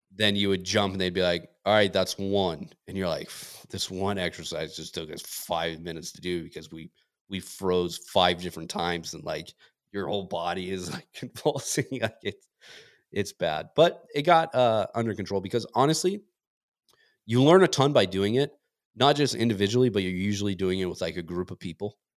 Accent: Montana, United States; moved away; I grew up in Montana

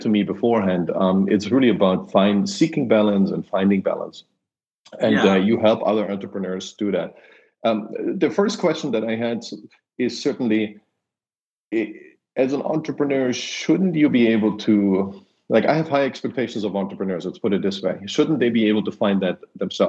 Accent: Germany; moved away; I grew up in Germany

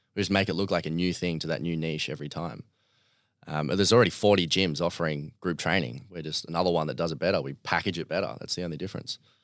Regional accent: Melbourne, Victoria, Australia; also born or lived in Bairnsdale, Victoria; was born in Bairnsdale in three hours, uh, east of Melbourne

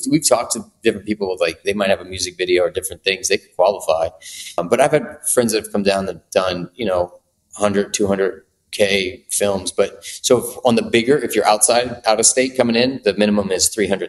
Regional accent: New Orleans, Louisiana, United States; moved away; also born or lived in New York; I'm from there

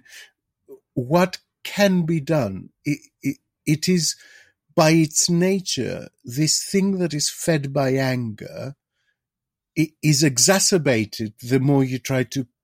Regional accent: Greece; moved away; in my home country, in Greece

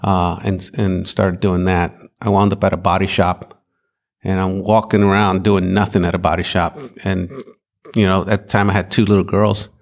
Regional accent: Maricopa, Arizona, United States; I'm from Arizona.

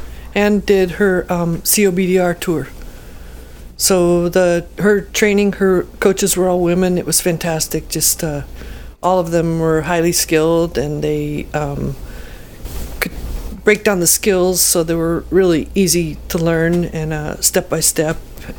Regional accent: Ashland, Oregon, United States; Ashland, Oregon.

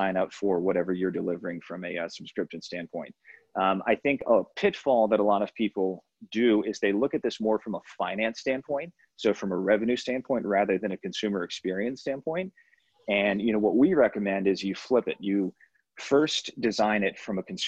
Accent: United States; moved away as an adult; also born or lived in Europe; I'm originally from the U.S. I don't know if you can tell by my accent

